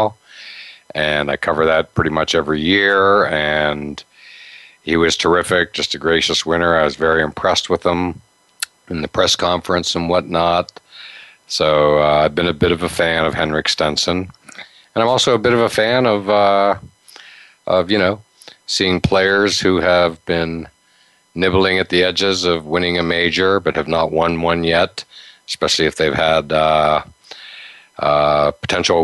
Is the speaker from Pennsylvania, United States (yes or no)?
yes; Pennsylvania, United States; moved away; growing up in Pennsylvania, it was convenient, hour and a half east of Pittsburgh